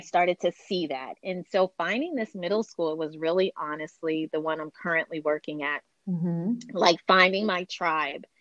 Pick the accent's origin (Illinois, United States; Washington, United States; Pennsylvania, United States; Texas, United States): Washington, United States; Seattle; also born or lived in Brooklyn, New York / Bremerton, Washington; now in California, United States; I grew up in Seattle